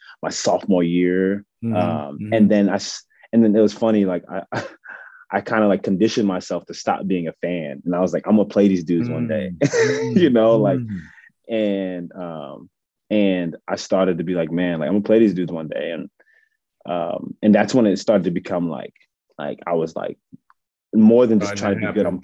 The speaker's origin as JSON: {"language": "English", "region": "Maryland", "country": "United States", "said": "I'm from Maryland, from the DMV"}